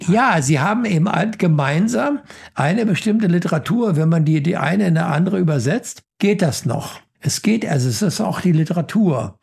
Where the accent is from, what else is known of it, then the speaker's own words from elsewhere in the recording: Germany; ich bin gerne Deutscher. Ja, ich bin, ich finde die deutsche Sprache wunderbar und ich bin gerne Deutscher.